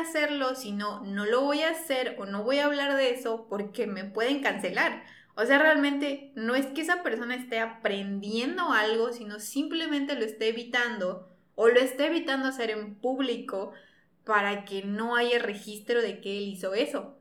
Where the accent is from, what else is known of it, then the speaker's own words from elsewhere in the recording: Mexico; Nos encanta funar como mexicanos